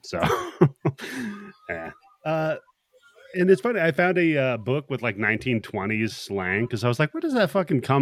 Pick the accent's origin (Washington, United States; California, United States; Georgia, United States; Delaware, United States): Washington, United States; near Seattle; I grew up near Seattle